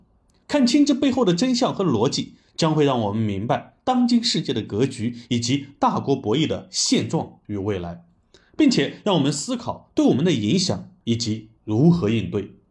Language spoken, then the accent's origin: Chinese; China; 我们中国人呢把它叫做温饱阶段